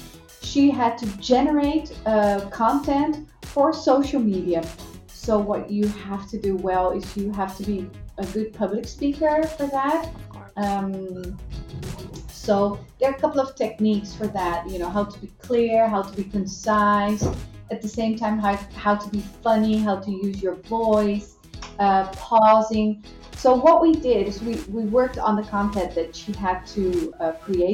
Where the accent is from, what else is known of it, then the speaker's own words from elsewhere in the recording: Netherlands; now in Brazil; I'm a foreigner. So I'm from the Netherlands